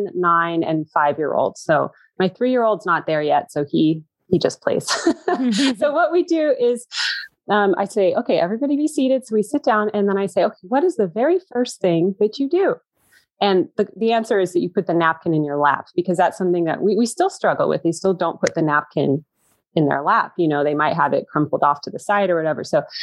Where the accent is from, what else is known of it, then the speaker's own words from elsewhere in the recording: United States; I was the only American there